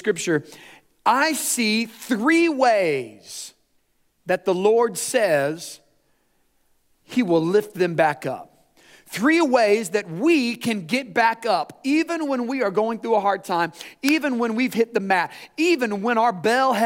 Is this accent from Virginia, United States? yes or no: no; Indiana, United States; we're the Hoosiers